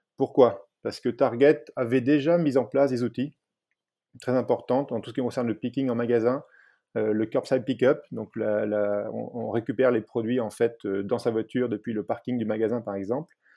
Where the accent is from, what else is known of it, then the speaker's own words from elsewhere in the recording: France; moved away as an adult; now in United States; en tant que Français